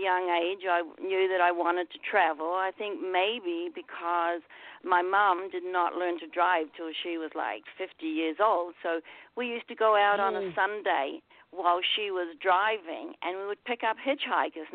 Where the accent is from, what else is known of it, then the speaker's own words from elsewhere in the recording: New Zealand; I grew up in New Zealand.